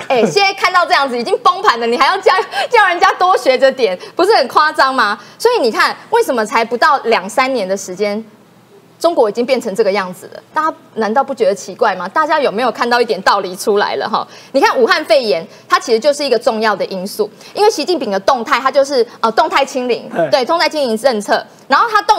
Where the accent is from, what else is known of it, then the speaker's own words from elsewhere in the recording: Taiwan; 这是因为全体人民，我们台湾人民共同努力的成果